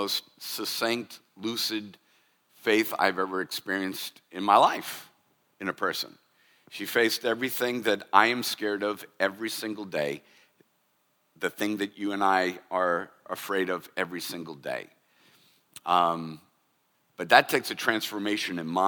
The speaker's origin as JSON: {"language": "English", "country": "United States", "said": "as American Christians"}